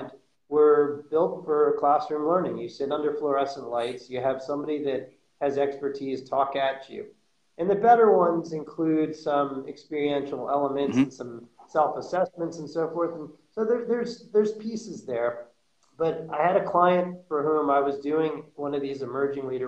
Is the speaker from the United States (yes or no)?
yes; New York City, New York, United States; also born or lived in Florida; born and raised in New York City in Manhattan.